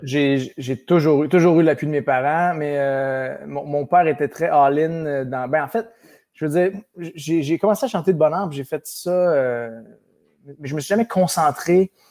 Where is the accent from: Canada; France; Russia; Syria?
Canada; Sherbrooke, Quebec; Je suis né à Sherbrooke même, Sherbrooke, à Florimont